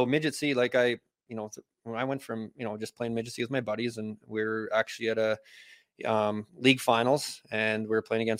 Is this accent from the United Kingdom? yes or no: no; Provost, Alberta, Canada; And then ended up in Provost where, you know, that's kind of where I call my hometown for the most part. Spent most of my time there, most of my friends, family.